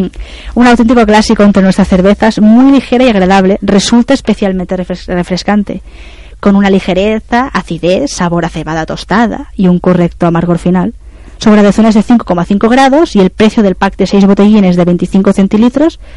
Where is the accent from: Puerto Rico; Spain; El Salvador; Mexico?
Spain; Esa mm. es otra leyenda. Somos eh